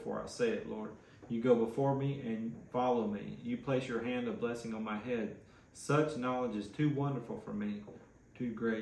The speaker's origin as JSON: {"language": "English", "region": "West Tennessee", "country": "United States", "said": "I'm from West Tennessee"}